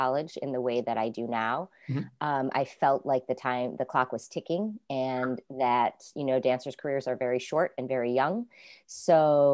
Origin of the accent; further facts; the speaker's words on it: Whitesboro, New York, United States; also born or lived in Saratoga Springs, New York / New Hartford, New York; Born in Saratoga Springs, New York, but my family was living here in Whitesboro at the time.